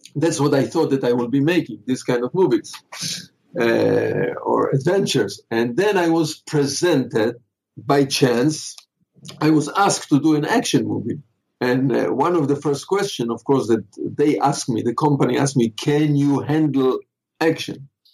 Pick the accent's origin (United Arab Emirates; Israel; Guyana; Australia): Israel; moved away as an adult; now in Los Angeles, United States; where I lived when I grew up in Israel, there was no film schools